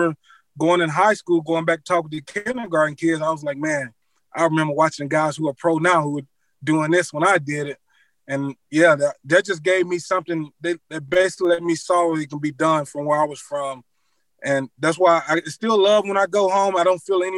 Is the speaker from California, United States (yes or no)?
no; Cortland, Mississippi, United States; moved away as an adult; also born or lived in Lincoln, Nebraska; back in my hometown